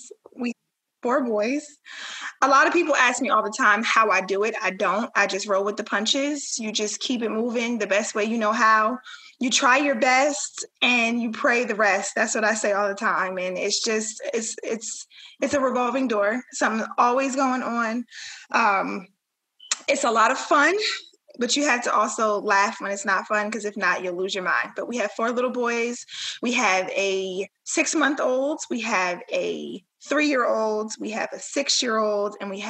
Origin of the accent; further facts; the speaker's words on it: New Jersey, United States; We grew up in Jersey, both Jersey kids.